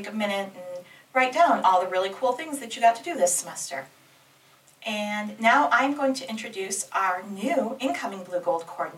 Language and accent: English; Michigan, United States; I am originally from Michigan. But as we get into the fun facts about me, I have lived in 7 states